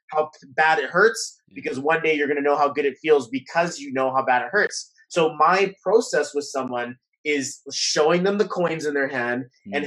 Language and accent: English; Canada; we're Canadian